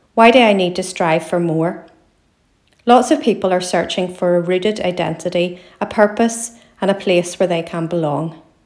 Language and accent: English; Belfast, Northern Ireland, United Kingdom; I'm a writer from Belfast in Northern Ireland